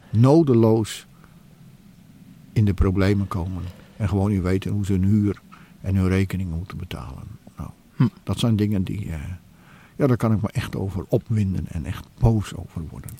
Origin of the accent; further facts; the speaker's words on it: Netherlands; wij als Nederlanders